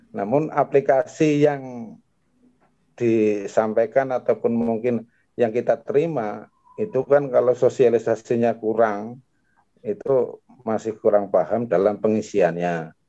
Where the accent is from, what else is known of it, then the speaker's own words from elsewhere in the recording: Baturraden, Central Java, Indonesia; Pertama kenalkan saya dari Batu Raden, Pak.